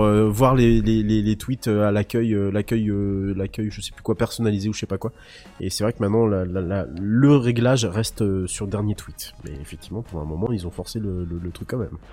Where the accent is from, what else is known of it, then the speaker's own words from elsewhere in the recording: France; chez nous en France